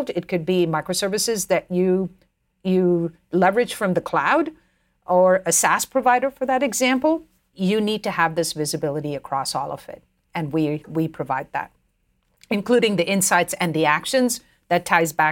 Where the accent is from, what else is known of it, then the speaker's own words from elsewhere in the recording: India; growing up, we always put up a, a you know, we didn't have this concept of Christmas tree growing up in India.